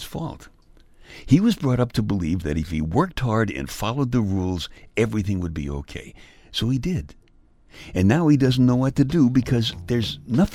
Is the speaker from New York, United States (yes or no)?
yes; New York City, New York, United States; I'm from Brooklyn, as in New York City